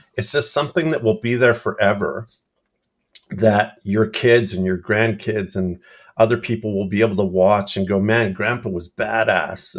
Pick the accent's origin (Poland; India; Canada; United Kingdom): Canada; I'm talking Canadian